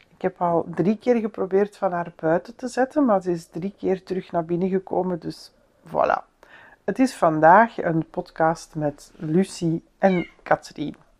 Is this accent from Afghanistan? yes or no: no; Antwerp, Flanders, Belgium; moved away; om daar ook als Antwerpenaar nu rond te lopen